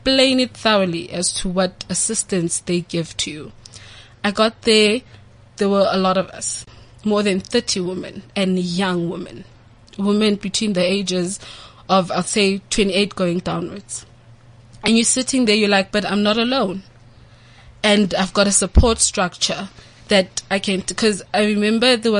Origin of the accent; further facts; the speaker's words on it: Orange Farm, Gauteng, South Africa; I'm from Orange Farm.